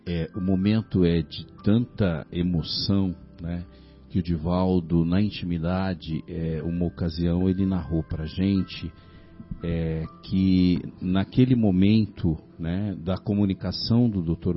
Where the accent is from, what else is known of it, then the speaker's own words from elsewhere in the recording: São Paulo, Brazil; Eu sou de São Paulo, né? Sou de São Paulo